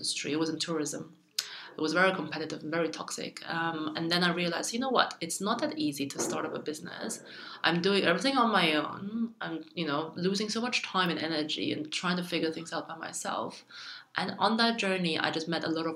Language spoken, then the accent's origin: English; Germany; also born or lived in China; My family moved to Germany when I was 6 years old, so I got all my education in Germany